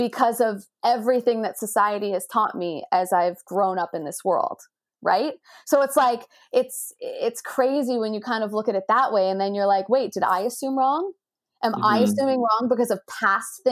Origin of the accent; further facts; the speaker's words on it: Canada; growing up in Canada